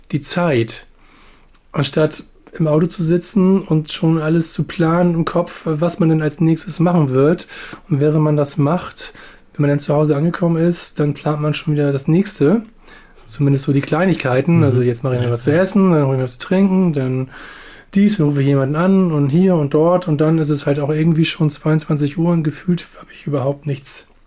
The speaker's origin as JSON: {"language": "German", "region": "Hamburg", "country": "Germany", "tie": "born or raised there", "said": "von Hamburg Steilzob, wo ich groß geworden bin, nach Arnsburg zu meinem Opa."}